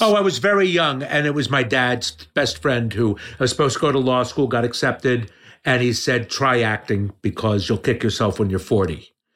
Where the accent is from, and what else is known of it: Yardley, Pennsylvania, United States; born or raised there; accent: New York; moved away; also born or lived in Trenton, New Jersey / Chicago